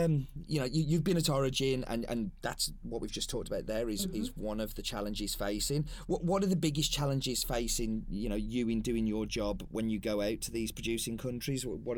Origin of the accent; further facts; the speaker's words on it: England, United Kingdom; I'm proud as an Englishman